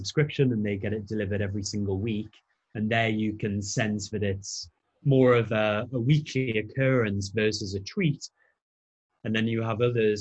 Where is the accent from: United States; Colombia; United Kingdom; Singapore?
United Kingdom; Newcastle upon Tyne, North East England; I'm a Geordie